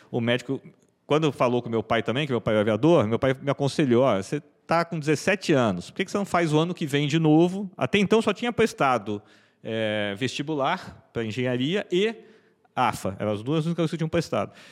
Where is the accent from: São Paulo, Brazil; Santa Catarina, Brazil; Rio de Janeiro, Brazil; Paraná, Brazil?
São Paulo, Brazil; eu sou eu sou natural de São Paulo, né?